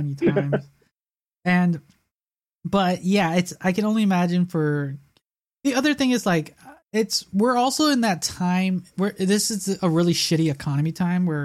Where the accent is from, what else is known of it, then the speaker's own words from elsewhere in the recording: Chicago, Illinois, United States; we lived in the south side of Chicago